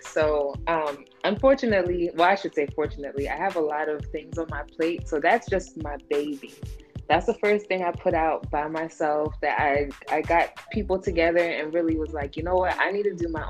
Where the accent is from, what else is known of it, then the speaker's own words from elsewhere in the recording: the Poconos, Pennsylvania, United States; moved away as an adult; also born or lived in New York / Los Angeles; now in Philadelphia, United States; I was born in New York, raised in the Poconos, came to Philly for college, and then I was in Los Angeles for about 10 years, and now I'm back in Philly